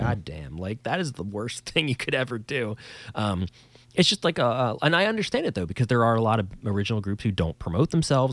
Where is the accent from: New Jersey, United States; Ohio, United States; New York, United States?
New Jersey, United States; us in old New Jersey, if you couldn't tell by my accent, that's where I'm from